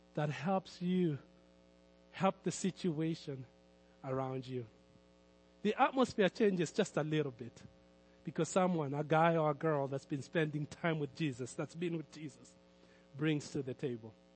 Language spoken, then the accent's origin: English; Kenya; Growing up in Kenya